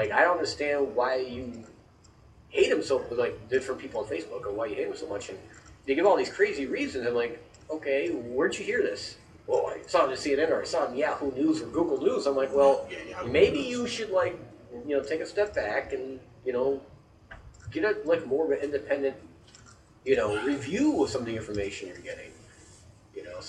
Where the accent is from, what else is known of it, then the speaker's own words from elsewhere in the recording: United States; I'm an American